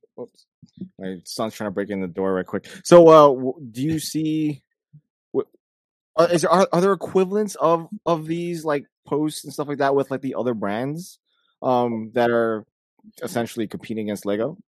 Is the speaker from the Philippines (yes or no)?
yes; Philippines; because I'm Filipino.